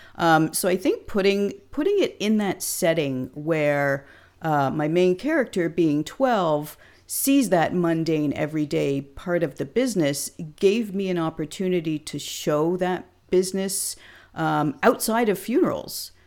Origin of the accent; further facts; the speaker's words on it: Hamilton, Ontario, Canada; now in Clinton, Canada; my hometown of Hamilton, Ontario